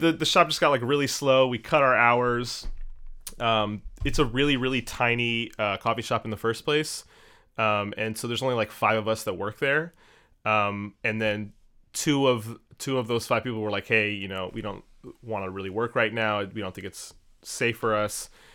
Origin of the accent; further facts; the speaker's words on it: Maryland, United States; now in New York, United States; I'm originally from Maryland, just outside of Washington, D C.